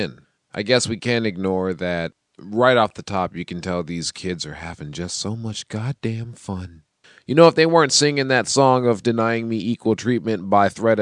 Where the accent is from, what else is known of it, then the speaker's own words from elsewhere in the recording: Seattle, Washington, United States; I'm from Seattle